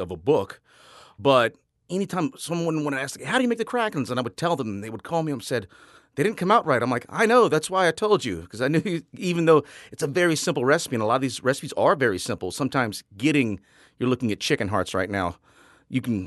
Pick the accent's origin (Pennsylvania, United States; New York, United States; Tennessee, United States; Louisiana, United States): Louisiana, United States; Rayne; also born or lived in New Orleans; a Cajun boy do, born and raised in Rain, Louisiana